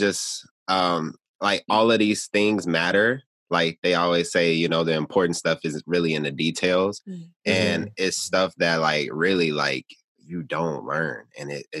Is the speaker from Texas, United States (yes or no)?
no; Gary, Indiana, United States; also born or lived in Chicago, Illinois; growing up in Gary and being born on the South Side of Chicago